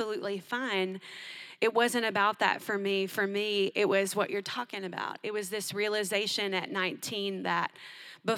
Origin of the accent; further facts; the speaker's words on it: Tennessee, United States; I grew up in Tennessee